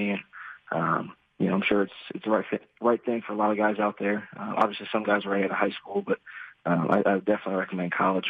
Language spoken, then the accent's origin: English; Gahanna, Ohio, United States; Yes, sir, Gahanna.